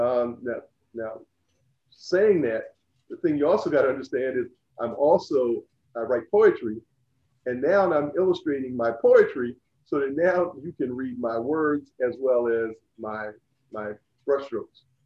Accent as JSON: {"language": "English", "town": "Laurel", "region": "Delaware", "country": "United States", "tie": "born or raised there", "also_born_or_lived": "Salisbury, Maryland", "moved": "as an adult", "said": "I grew up in Laurel, Delaware, and went to Laurel High School"}